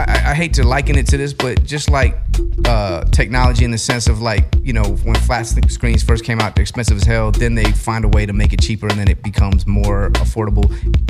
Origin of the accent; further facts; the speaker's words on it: Guam; I'm from Guam